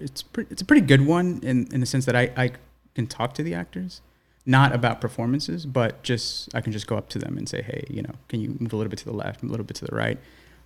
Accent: New York City, New York, United States; growing up in East New York, I went to elementary school, junior high school in like an urban setting.

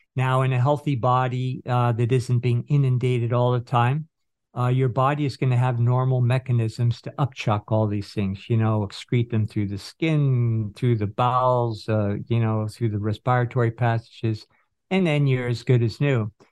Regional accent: Northern California, United States; where I grew up in Northern California

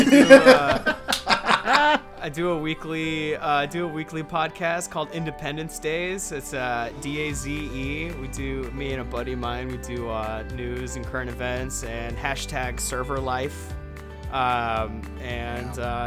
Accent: Houston, Texas, United States; moved away; I'm from Houston. I was living in Houston at the time.

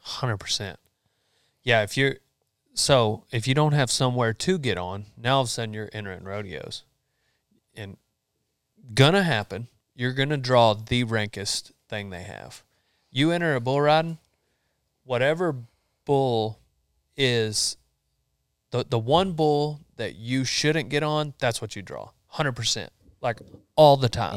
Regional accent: Memphis, Texas, United States; also born or lived in College Station, Texas / Huntsville, Texas; I grew up in Memphis and, uh, Memphis, Texas

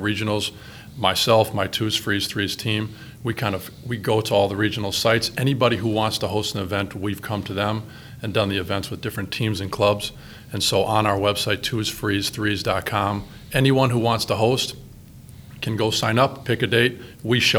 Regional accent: Brown Deer, Wisconsin, United States; also born or lived in Whitefish Bay, Wisconsin; growing up in Brown Deer and now living in Whitefish Bay

